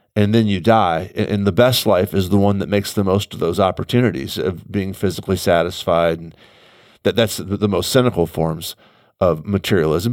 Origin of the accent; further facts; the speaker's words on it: United States; I'm also an American